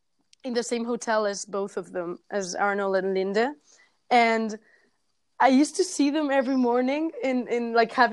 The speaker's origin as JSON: {"language": "English", "town": "Barcelona", "region": "Catalonia", "country": "Spain", "said": "I was from Barcelona"}